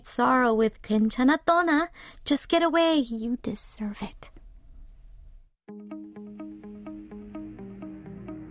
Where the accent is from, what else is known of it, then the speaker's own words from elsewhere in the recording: California, United States; now in South Korea; I'm from California